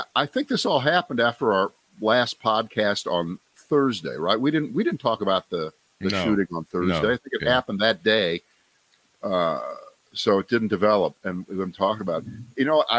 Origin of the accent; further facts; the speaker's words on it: Ohio, United States; Then we go up to Ohio, where I used to be from, but I'm no longer from Ohio.